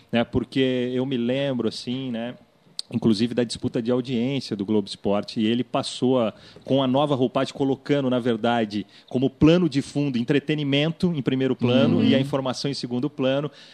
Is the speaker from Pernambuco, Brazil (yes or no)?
no; Vale do Paraíba, São Paulo, Brazil; Eu sou lá do Vale do Paraíba